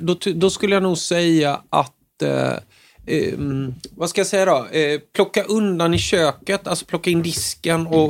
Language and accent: Swedish; Småland, Sweden; som smålänning